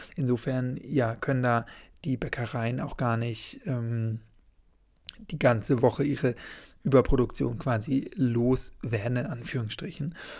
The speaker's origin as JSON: {"language": "German", "region": "Schleswig-Holstein", "country": "Germany", "said": "ich komme natürlich aus Schleswig-Holstein"}